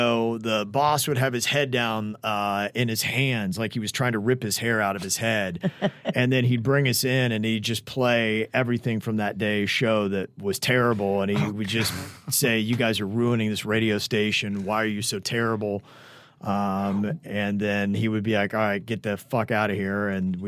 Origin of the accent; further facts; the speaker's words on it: Florida, United States; now in Atlanta, United States; Even though I was born and raised in South Florida, it never felt like home to me, and Atlanta changed my life.